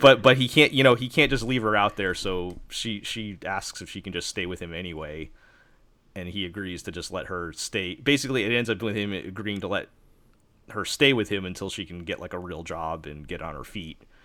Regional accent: New York, United States; I'm from New York

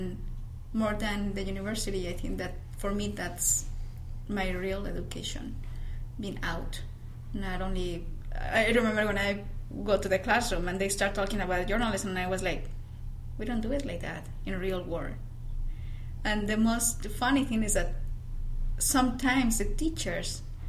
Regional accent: Yuriria, Guanajuato, Mexico; accent: Mexican; English is a second language; moved away as an adult; also born or lived in León, Guanajuato; I'm from Yuriria, Guanajuato

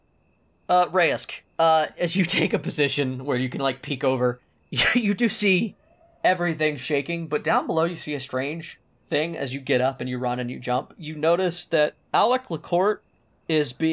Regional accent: California, United States; We are Californian

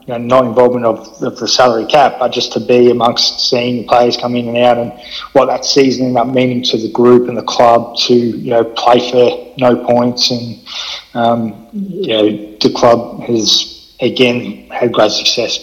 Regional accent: Mornington Peninsula, Melbourne, Victoria, Australia; moved away as an adult; now in Mackay, Australia; growing up in the Mornington Peninsula down in Melbourne. It's about an hour south of Melbourne

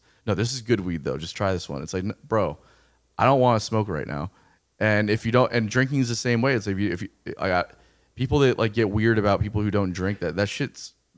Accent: Florida, United States; I don't understand that reference at all because I grew up in South Florida, and that's a totally different thing down there.

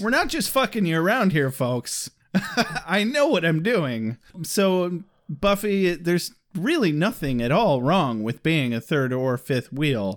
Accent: Michigan, United States; we're from Michigan

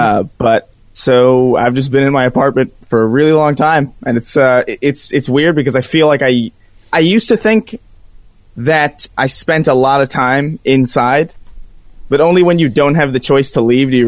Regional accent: New York, United States; now in Los Angeles, United States; I'm from New York, but like I'm in LA now

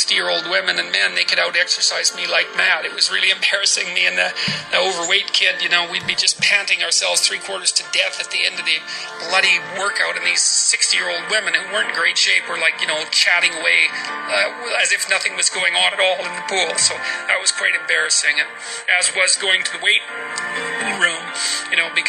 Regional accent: Fairview, Alberta, Canada; born or raised there; moved away

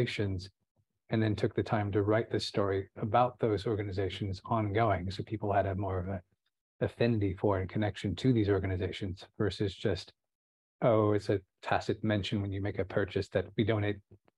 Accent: Santa Barbara, California, United States; I was born in Santa Barbara

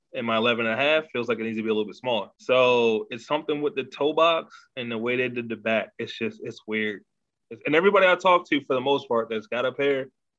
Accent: Baltimore, Maryland, United States; So I'm from Baltimore, not the DMV.

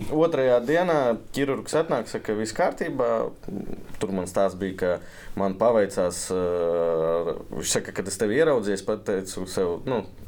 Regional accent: Ilūkste, Selonia, Latvia; es no Ilūkstas

